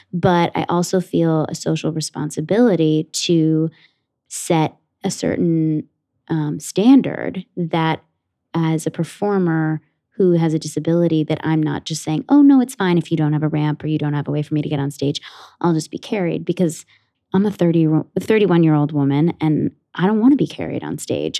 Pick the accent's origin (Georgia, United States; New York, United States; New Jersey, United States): New Jersey, United States; Ridgewood; I grew up in Ridgewood, New Jersey, in Bergen County, like about 45 minutes outside of the city